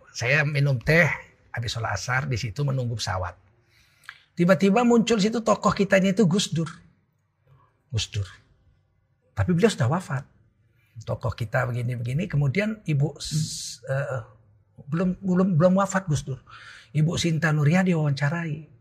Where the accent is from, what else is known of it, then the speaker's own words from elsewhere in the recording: Medan, North Sumatra, Indonesia; Saya orang Medan